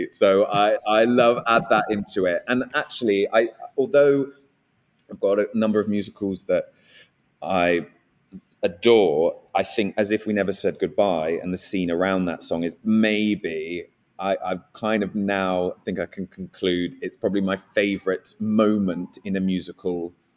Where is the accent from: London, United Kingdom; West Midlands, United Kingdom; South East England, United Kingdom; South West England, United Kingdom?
South East England, United Kingdom; Guildford; I'm from Guildford and from around there